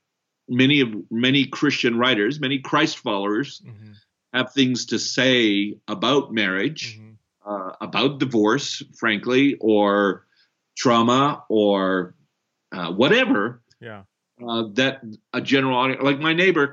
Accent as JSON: {"language": "English", "country": "Canada", "also_born_or_lived": "Brazil", "said": "I'm also Canadian, born in Brazil"}